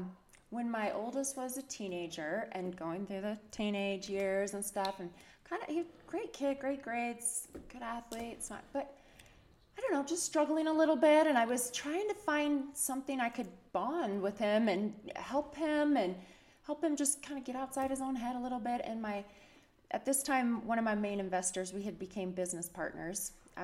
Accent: Berthoud, Colorado, United States; also born or lived in Lubbock, Texas; now in Utah, United States; I was born in Texas. I lived most of my childhood in Colorado.

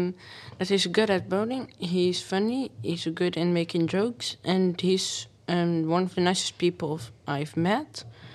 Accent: Netherlands; I'm from the Netherlands, and I'm 13 years old.

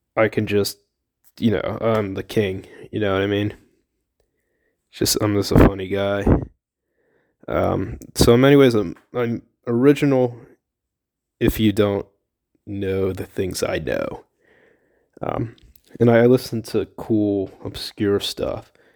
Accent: Millersville, United States; From Millersville.

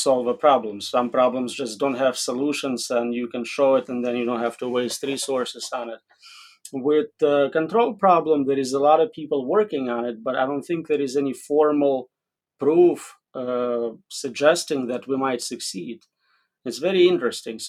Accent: Riga, Latvia; now in United States; So I was born in Riga, Latvia, which is now a separate country, I guess. I came here in 1994

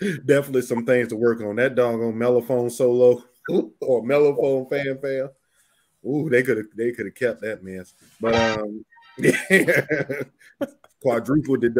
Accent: Houston, Texas, United States; I'm from Houston

